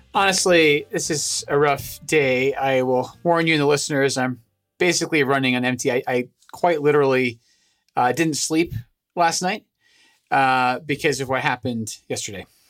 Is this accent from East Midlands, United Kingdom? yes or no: no; Scotland, United Kingdom; moved away; I'm originally from Scotland